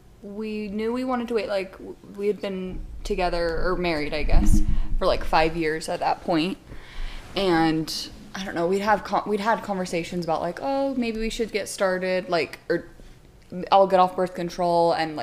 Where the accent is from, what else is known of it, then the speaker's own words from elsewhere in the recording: Utah, United States; I'm from Utah